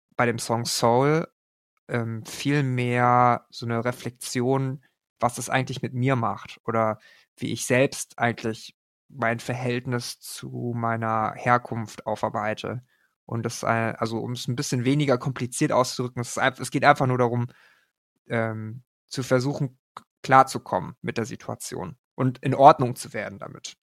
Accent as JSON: {"language": "German", "country": "Germany", "tie": "born or raised there", "said": "Meine Eltern kommen aus Korea. Ich bin aber in Deutschland geboren"}